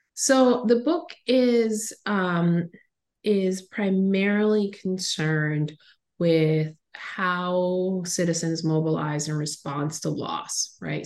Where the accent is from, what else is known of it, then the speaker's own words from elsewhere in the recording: Caribbean coast of Nicaragua, Nicaragua; I grew up on the Caribbean coast of Nicaragua